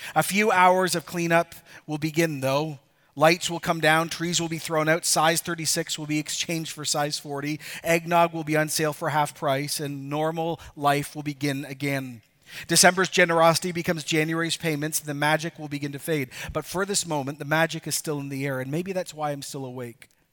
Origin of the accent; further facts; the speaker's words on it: Ecuador; moved away; I could actually show my kids where I grew up in Ecuador.